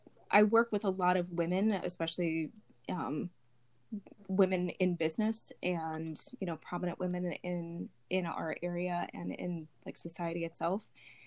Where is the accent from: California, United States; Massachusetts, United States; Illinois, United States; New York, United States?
Illinois, United States; Berwyn; now in Lemont, United States; I grew up in the Berwyn area